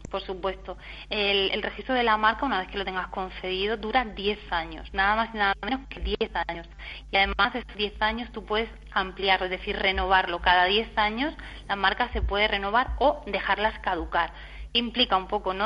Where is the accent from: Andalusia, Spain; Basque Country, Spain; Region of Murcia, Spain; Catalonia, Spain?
Region of Murcia, Spain; soy de Murcia